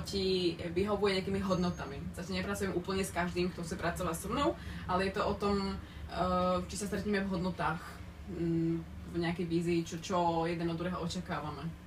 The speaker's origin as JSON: {"language": "Czech", "country": "Slovakia", "moved": "yes", "lives_now": "Břeclav, Czech Republic", "said": "já jako Slovenka"}